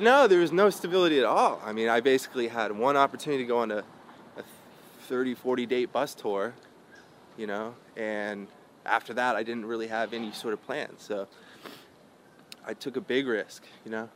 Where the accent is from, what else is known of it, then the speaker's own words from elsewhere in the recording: Santa Cruz, California, United States; also born or lived in Lexington, Kentucky / San Francisco Bay Area; I grew up in in in uh, Santa Cruz